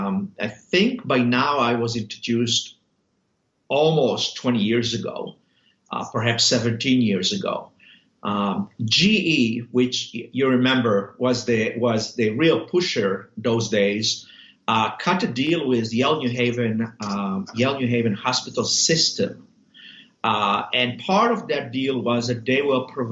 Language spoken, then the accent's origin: English; Israel; moved away as an adult; also born or lived in New Haven, Connecticut, United States; now in United States; I was born in Israel, served 3 years in the Israeli military, did medical school there, met my wife of 30-some years there. And then we decided to move to the United States.